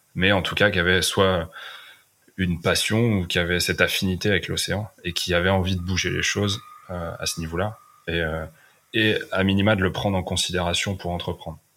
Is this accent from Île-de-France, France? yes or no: yes; Fontainebleau, Île-de-France, France; moved away as an adult; also born or lived in Brittany / Paris / Los Angeles; now in Finistère, France; j'ai grandi à Fontainebleau, donc en région parisienne, en Seine-et-Marne.